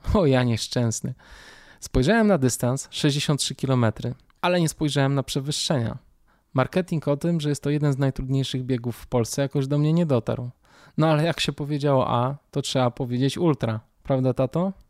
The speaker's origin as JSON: {"language": "Polish", "town": "Warsaw", "region": "Masovian Voivodeship", "country": "Poland", "tie": "born or raised there", "said": "Urodziłem się oraz mieszkam w Warszawie. Dzieciństwo miałem raczej klasyczne. Mama, tata, starsza siostra, mieszkanie na warszawskiej Pradze"}